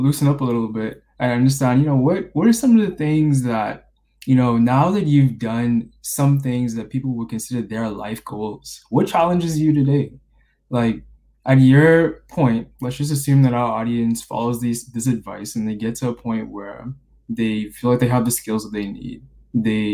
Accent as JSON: {"language": "English", "country": "Bahamas", "tie": "born or raised there", "moved": "as an adult", "said": "I was born and raised in the Bahamas"}